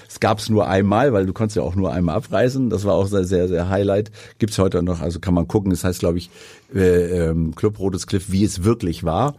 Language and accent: German; Hanover, Lower Saxony, Germany; moved away as an adult; now in Sylt, Germany; ich komme ja aus Hannover, also beziehungsweise meine, meine, meine Jugend habe ich in Hannover verbracht, habe meine Schulausbildung dort gemacht